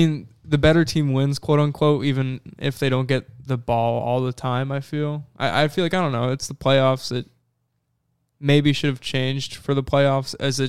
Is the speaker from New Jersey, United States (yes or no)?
yes; Jersey City, New Jersey, United States; we're from Jersey City, too